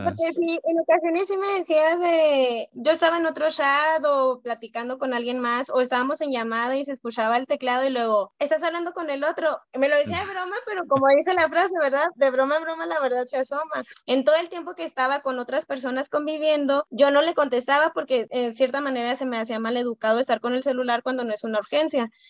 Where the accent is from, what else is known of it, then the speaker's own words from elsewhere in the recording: Chihuahua, Mexico; soy de Chihuahua y a él lo conocí aquí en Chihuahua